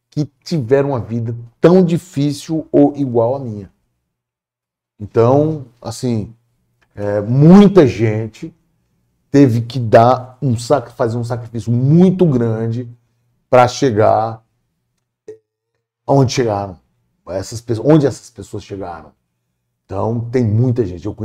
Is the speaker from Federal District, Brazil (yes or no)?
no; Piauí, Brazil; como eu vinha de, de, do Piauí, a lógica era assim: eu tenho que fazer um bom curso.